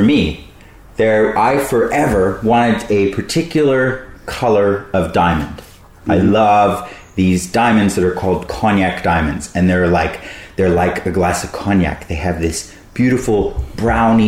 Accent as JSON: {"language": "English", "town": "Brisbane", "region": "Queensland", "country": "Australia", "tie": "born or raised there", "said": "Brisbane, my hometown"}